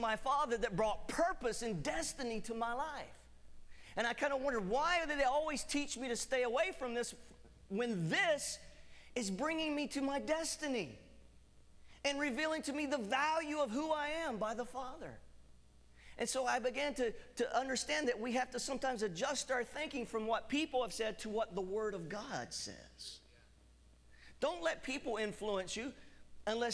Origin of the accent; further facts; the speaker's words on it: United States; I'm American. We Americans